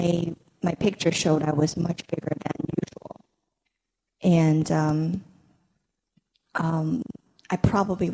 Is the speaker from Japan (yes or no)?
no; China; moved away as an adult; now in United States; I grew up in China